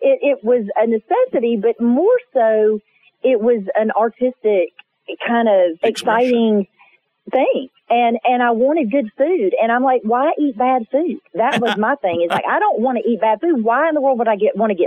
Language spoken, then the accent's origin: English; the South, United States; my life growing up in the South